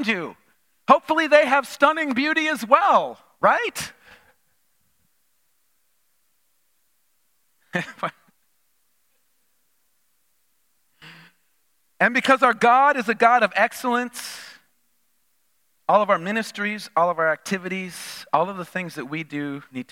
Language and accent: English; Minnesota, United States; moved away; growing up in Minnesota